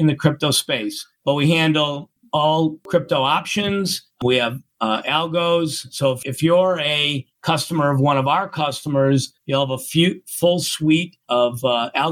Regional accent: Chicago, Illinois, United States; also born or lived in Indianapolis; I grew up in Chicago

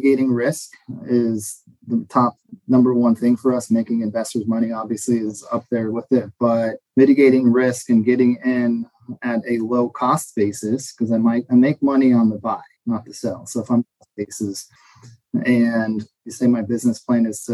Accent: Phoenix, Arizona, United States; I was born and raised in Phoenix. So Central Phoenix

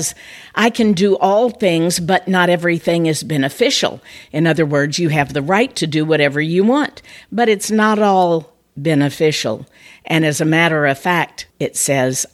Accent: Tennessee, United States; I was born in Tennessee

